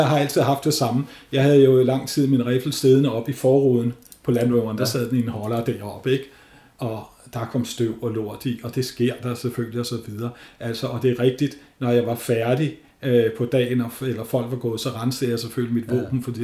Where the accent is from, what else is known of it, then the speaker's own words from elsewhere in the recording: North Zealand, Capital Region of Denmark, Denmark; Nordsjælland, hvor jeg kommer fra